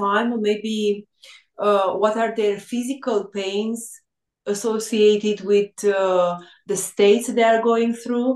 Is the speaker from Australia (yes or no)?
no; Râmnicu Vâlcea, Vâlcea County, Romania; English is a second language; also born or lived in United Kingdom; I'm in Râmnicu Vâlcea is the name of my hometown